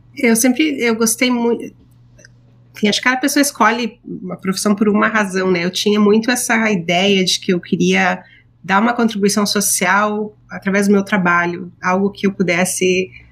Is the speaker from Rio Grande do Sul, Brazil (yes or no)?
yes; Rio Grande do Sul, Brazil; moved away as an adult; now in New York, United States; Eu sou gaúcha